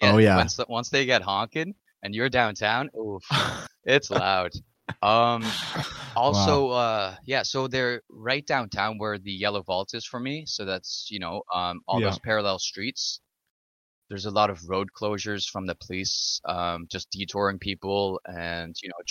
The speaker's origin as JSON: {"language": "English", "town": "Ottawa", "region": "Ontario", "country": "Canada", "said": "I'm from Ottawa, Ottawa, Ontario, Ottawa"}